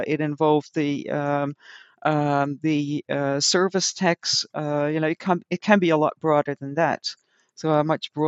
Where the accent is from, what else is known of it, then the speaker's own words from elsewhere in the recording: Netherlands; English is a second language; the local supermarket of the village where I grew up in the Netherlands.